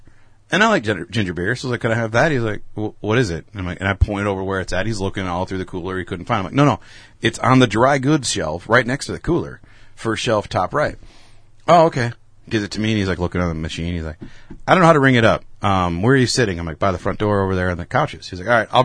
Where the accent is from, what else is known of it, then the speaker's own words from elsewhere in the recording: Wisconsin, United States; we're from Wisconsin